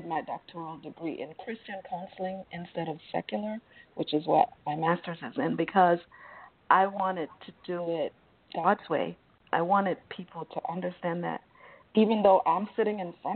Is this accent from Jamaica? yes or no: yes; Jamaica; I'm from Jamaica